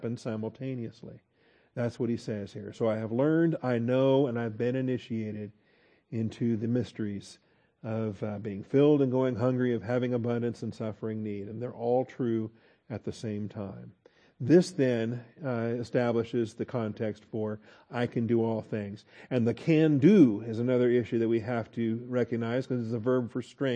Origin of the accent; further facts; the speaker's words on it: Texas, United States; we're from Texas and we understand get along. That's a particular thing here in Texas